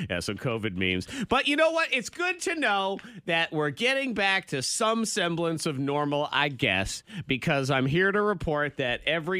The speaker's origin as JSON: {"language": "English", "region": "South Carolina", "country": "United States", "tie": "born or raised there", "said": "I grew up in South Carolina."}